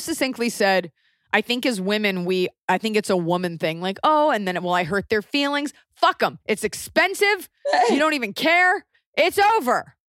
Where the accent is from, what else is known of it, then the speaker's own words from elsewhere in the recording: Wilmington, North Carolina, United States; now in Sweden; we plan our wedding to take place in my hometown of Wilmington, North Carolina for the following October, 2020.